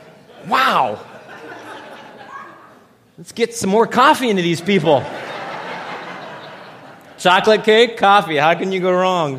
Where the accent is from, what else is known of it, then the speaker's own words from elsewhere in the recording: Los Angeles, California, United States; growing up in Los Angeles as a young boy